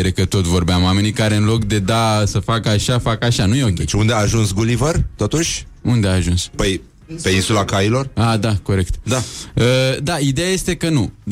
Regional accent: Craiova, Dolj, Romania; sunt totuși din Craiova, nu din Vaslui.

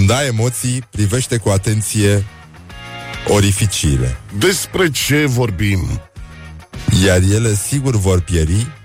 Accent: Teleorman County, Romania; Nu, tati, sunt din Telorman, zic eu.

